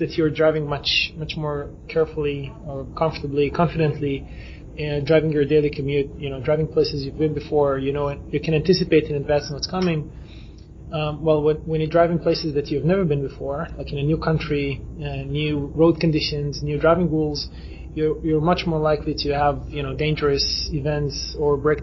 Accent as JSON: {"language": "English", "country": "Israel", "said": "we come from Israel"}